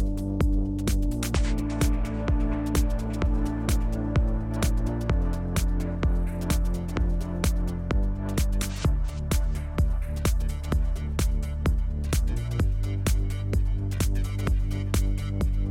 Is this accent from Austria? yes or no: yes; Austria; I am from Austria